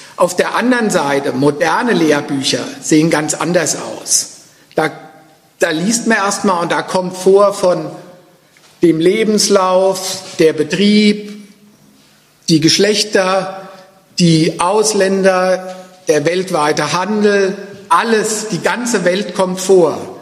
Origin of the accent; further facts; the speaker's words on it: Frankfurt am Main, Hesse, Germany; Ich komme ja aus Frankfurt